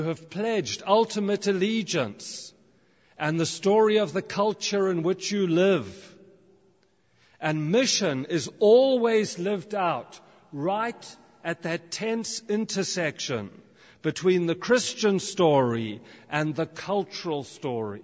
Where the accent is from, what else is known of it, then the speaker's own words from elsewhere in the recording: South Africa; also born or lived in United Kingdom; now in Canada; I grew up in South Africa, I'm now a British citizen, and now I'm living in Canada.